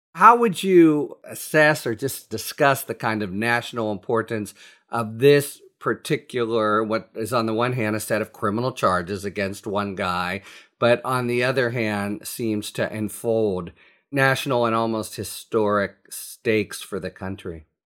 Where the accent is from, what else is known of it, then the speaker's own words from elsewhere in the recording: Pittsburgh, Pennsylvania, United States; my hometown, Pittsburgh paper